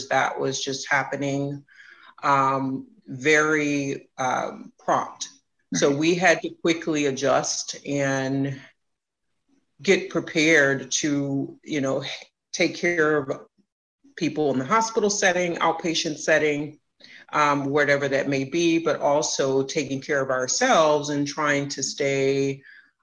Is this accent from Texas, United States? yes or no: yes; Houston, Texas, United States; moved away as an adult; now in Chicago, United States; I am from Houston, Texas.